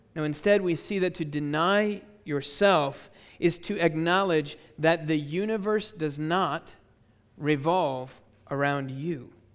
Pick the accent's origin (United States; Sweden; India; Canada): United States; Chicago, Illinois; my hometown, uh, Chicago, Illinois, in the United States